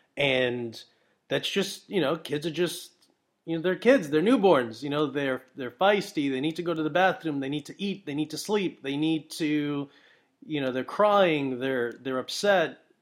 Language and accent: English; Brooklyn, New York, United States; I'm from Brooklyn